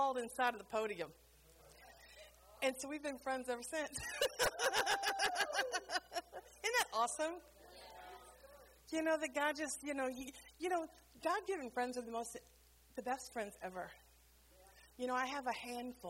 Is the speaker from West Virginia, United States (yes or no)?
no; New Orleans, Louisiana, United States; moved away as an adult; now in Bulgaria; I'm from New Orleans